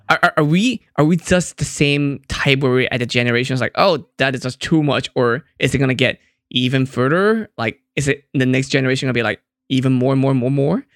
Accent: Hong Kong; I'm from Hong Kong

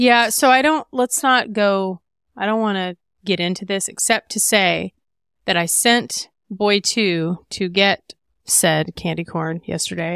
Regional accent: Midwest, United States; I'm from the Midwest

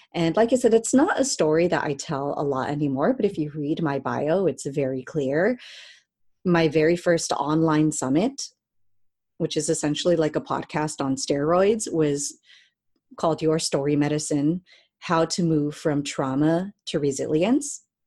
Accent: Cerritos, California, United States; now in Long Beach, United States; I grew up in Cerritos, California

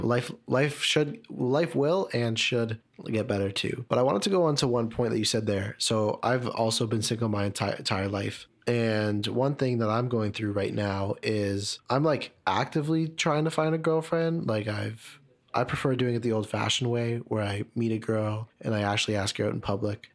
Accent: Markham, Ontario, Canada; I grew up in Markham

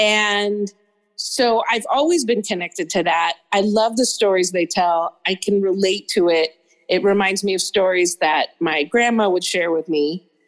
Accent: Chicago, Illinois, United States; moved away as an adult; also born or lived in New York City / Elgin, Illinois; now in Santa Ana, United States; now that I live in California, I really see myself as a Midwesterner. And all that has meant for me in my childhood, I mean, I was born in New York City, but I really identify with Midwest and the Midwest of my grandparents' farm in Elgin, Illinois

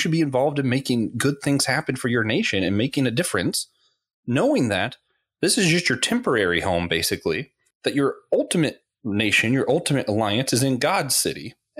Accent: Florida, United States; it might be because I grew up in Florida.

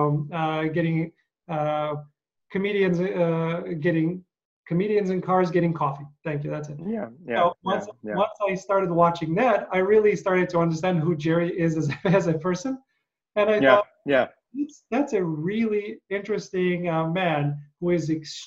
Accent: Eastern Ukraine, Ukraine; I'm east of that. So I'm eastern part of Ukraine

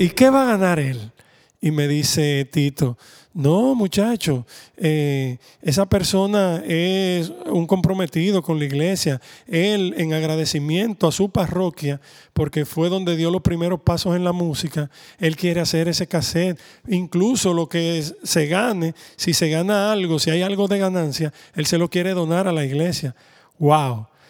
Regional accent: Dominican Republic; como somos dominicanos, pues siempre teníamos un merengue

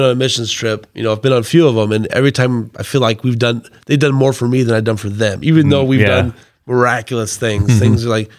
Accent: Nappanee, Indiana, United States; I'm from Napanee originally.

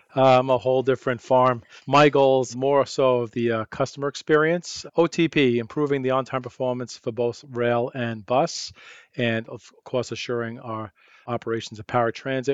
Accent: New York, United States; accent: New York; moved away as an adult; now in Arizona, United States; growing up in New York

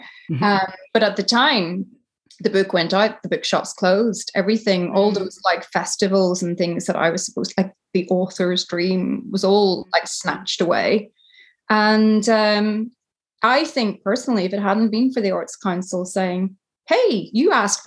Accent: Tyrone, Northern Ireland, United Kingdom; moved away as an adult; I grew up in Tyrone in a really conservative Catholic family

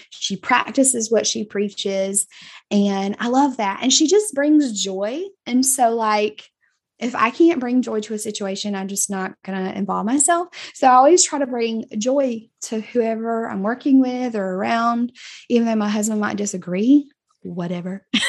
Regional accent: South Georgia, United States; Like I'm from South Georgia.

